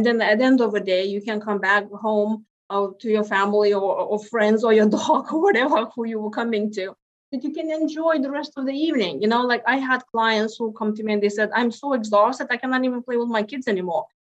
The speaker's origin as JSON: {"language": "English", "country": "Lithuania", "moved": "yes", "lives_now": "United States", "said": "so I came from Lithuania and here into US, my gosh, now 21 years ago."}